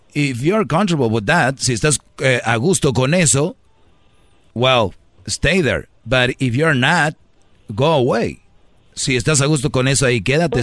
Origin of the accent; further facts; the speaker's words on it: Mexico; somos paisanos del mismo país